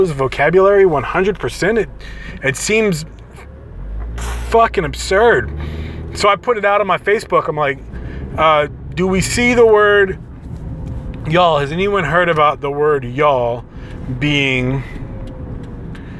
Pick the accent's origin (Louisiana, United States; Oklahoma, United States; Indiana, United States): Louisiana, United States; Southern; I grew up in Southern Louisiana